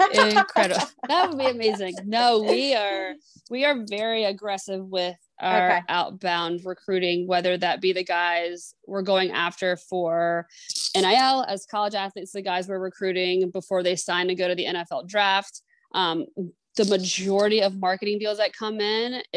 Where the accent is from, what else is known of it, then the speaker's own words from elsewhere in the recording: Apex, North Carolina, United States; now in Maryland, United States; I grew up in Apex, right outside of Raleigh